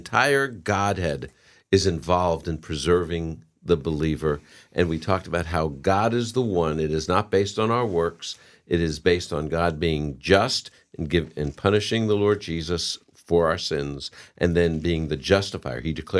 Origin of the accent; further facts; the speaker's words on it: New England, United States; I'm from New England.